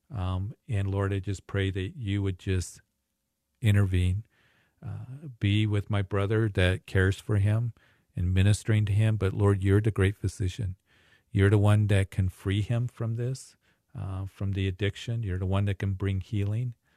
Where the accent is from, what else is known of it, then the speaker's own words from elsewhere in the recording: Greeley, Colorado, United States; my hometown, Greeley